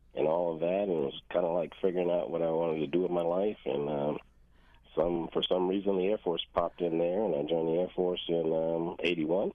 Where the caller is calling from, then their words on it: Hampton, Virginia, United States; also born or lived in Cape Cod, Massachusetts / Falmouth, Massachusetts; I am calling from Hampton, Virginia